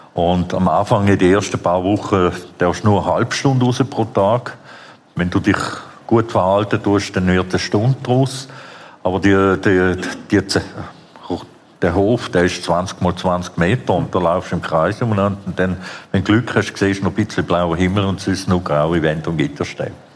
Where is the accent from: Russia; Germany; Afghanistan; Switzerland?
Switzerland; also born or lived in Vienna, Austria; ich bin ursprünglich in Wien geboren, mhm. dann bin ich in der Schweiz aufgewachsen